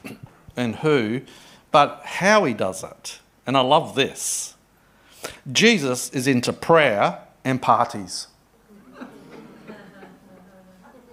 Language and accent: English; Adelaide, South Australia, Australia; I grew up in Adelaide